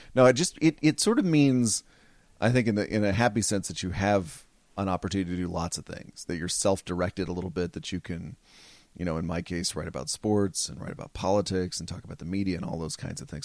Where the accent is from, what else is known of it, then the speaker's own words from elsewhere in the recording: Fort Worth, Texas, United States; moved away; Spent my whole life there, uh, my whole childhood there